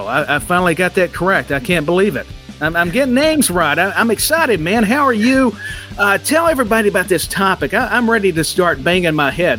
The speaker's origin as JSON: {"language": "English", "region": "Tennessee", "country": "United States", "said": "I'm from Tennessee."}